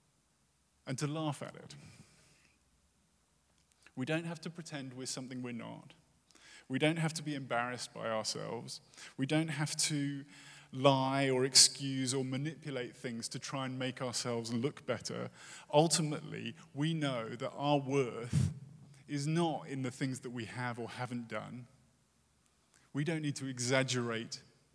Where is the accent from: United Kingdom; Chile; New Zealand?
United Kingdom; moved away; as a Brit